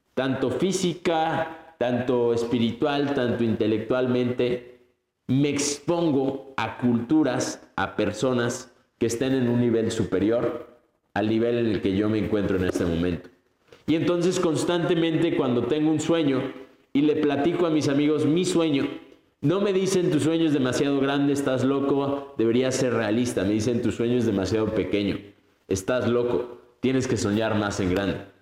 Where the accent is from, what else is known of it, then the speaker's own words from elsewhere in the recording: Mexico; first language Spanish; moved away as an adult; also born or lived in Colombia / English-speaking country; sí soy mexicano, pero ya soy medio colombiano